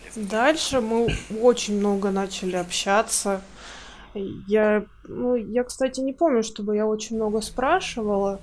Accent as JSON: {"language": "Russian", "region": "Russian Far East", "country": "Russia", "moved": "as an adult", "lives_now": "Kaliningrad, Russia", "said": "я жила раньше на Дальнем Востоке, а сейчас мы переехали в Калининград уже, ну, года три, наверное, прошло, или даже четыре"}